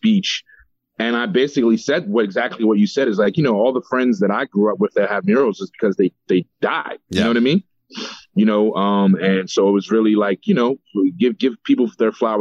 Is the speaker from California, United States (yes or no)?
no; Philadelphia, Pennsylvania, United States; I'm from Philly